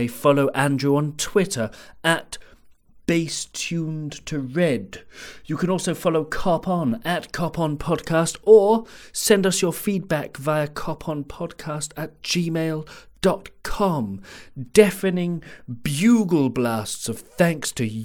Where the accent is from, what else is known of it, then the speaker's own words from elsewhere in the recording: Jersey; I grew up in Jersey